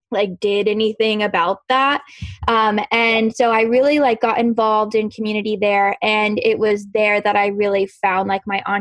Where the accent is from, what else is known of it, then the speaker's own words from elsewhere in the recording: Kentucky, United States; moved away as an adult; now in Los Angeles, United States; I'm from Kentucky originally, very humid environment. And since I grew up